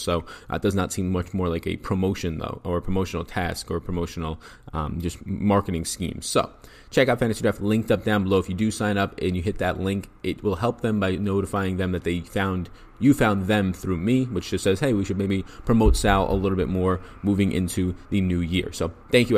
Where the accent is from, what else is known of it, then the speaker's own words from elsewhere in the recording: New York, United States; I'm an Italian from New York